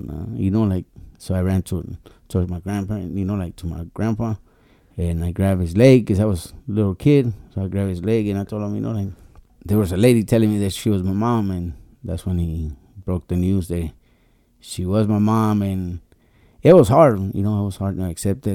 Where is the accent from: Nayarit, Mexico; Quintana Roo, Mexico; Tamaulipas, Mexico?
Nayarit, Mexico; now in Tijuana, Mexico; I was born in Nayarit